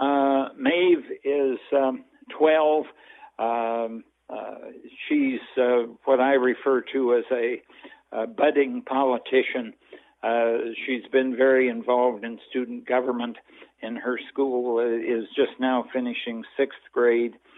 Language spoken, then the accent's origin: English; Toledo, Iowa, United States; born or raised there; also born or lived in Newton, Iowa / Colfax, Iowa